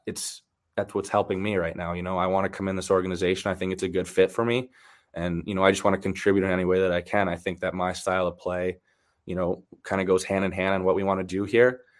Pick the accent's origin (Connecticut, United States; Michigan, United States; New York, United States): Michigan, United States; I bounced around a little bit, but um, I did grow up in Michigan. Uh, I got back to Michigan. My dad retired when I was 12, and then all the way up, I grew up in Michigan. So that's that's home for me.